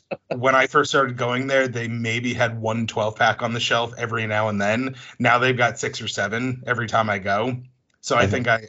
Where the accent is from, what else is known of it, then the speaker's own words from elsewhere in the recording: New England, United States; I'm from New England. I'm sorry, I don't drink either. I drink Moxie.